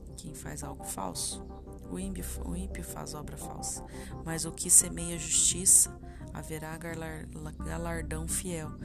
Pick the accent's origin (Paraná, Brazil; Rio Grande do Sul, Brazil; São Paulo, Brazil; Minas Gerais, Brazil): Paraná, Brazil; interior of; also born or lived in Triple Frontier; eu sou daqui do interior do Paraná